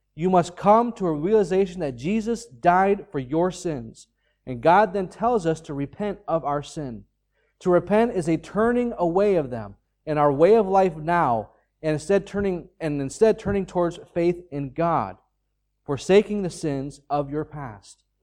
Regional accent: United States; now in Ireland; I'm an American citizen.

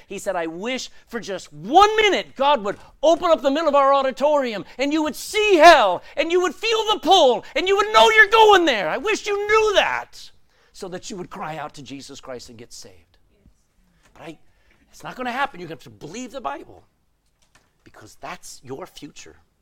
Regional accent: Texas, United States; I'm a Texan.

